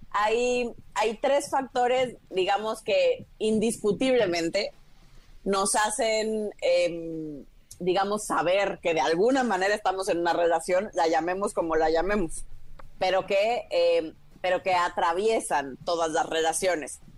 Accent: Villahermosa, Tabasco, Mexico; mexicana, sí. Este, nacida y crecida en México.

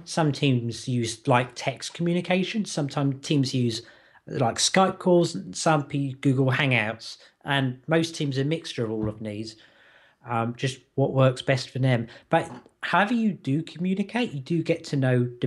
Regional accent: United Kingdom; as a Brit

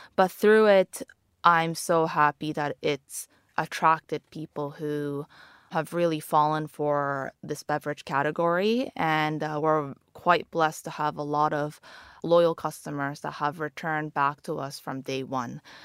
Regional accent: Japan; moved away as an adult; now in London, United Kingdom; I'm half Japanese and I was born and raised in Japan

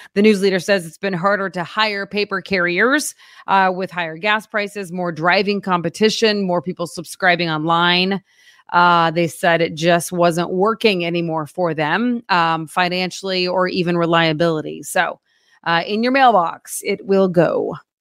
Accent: Oklahoma, United States; now in Springfield, United States

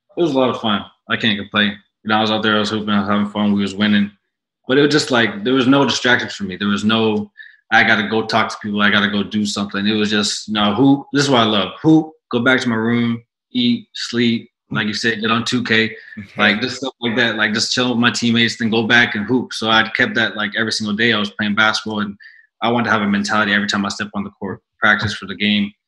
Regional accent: Canada; moved away; So now as a Canadian

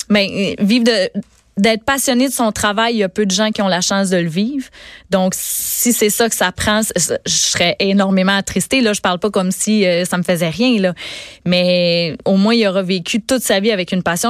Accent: Gaspésie, Quebec, Canada; je suis native de la Gaspésie.

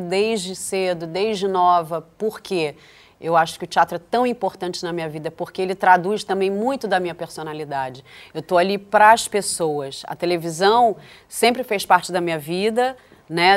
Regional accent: Brazil; Para mim, que sou brasileira

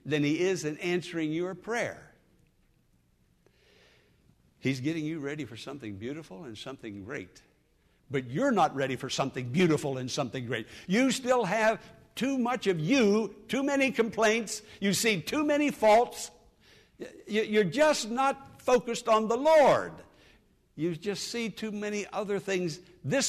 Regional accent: Western Pennsylvania, United States; moved away; I'm from Western Pennsylvania, as you know, hill country

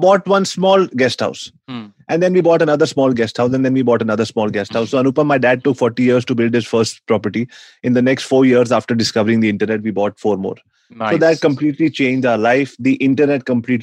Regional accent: New Delhi, Delhi, India; born and brought up in New Delhi, India

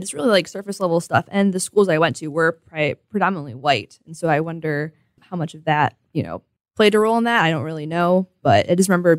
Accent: Perrysburg, Ohio, United States; So I grew up in Perrysburg, a suburb of Toledo, and I went to Catholic school through kindergarten through high school.

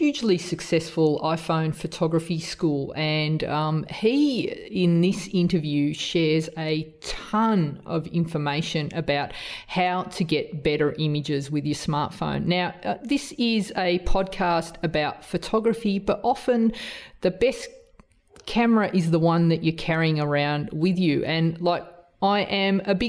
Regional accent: Australia; accent: strong Australian; my strong Australian accent

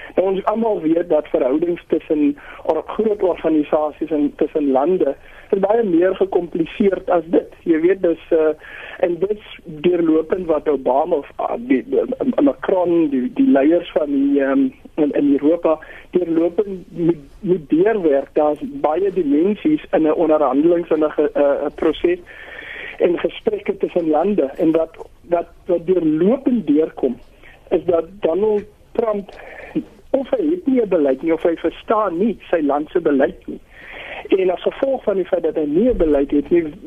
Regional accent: South Africa; ons as Suid-Afrikaners

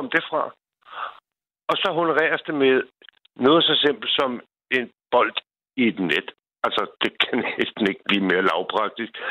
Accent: Copenhagen, Capital Region of Denmark, Denmark; moved away as an adult; now in Bornholm, Denmark; jeg er fra Sydhavnen, og Sydhavnen, altså, hvis man er fra havnen eller fra, noget, fra noget sted af, så skal man kunne stå inden for det.

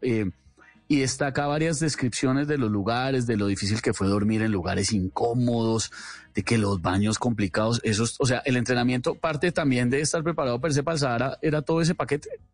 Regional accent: Colombia; Los colombianos somos creativos, los colombianos la damos.

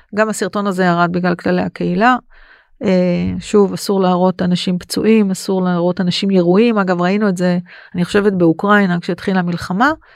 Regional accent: Israel; בתור אזרחית ישראלית

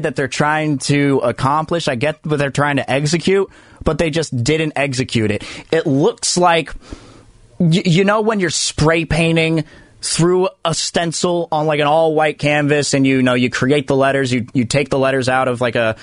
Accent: Fremont, California, United States; I grew up in Fremont

